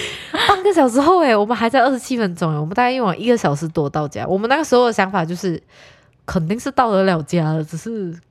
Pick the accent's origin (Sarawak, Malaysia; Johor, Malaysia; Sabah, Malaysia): Johor, Malaysia; Muar; 因为我是从一个非常小的城市来的，OK，我是在麻坡，然后麻坡是一个非常讲讲哎。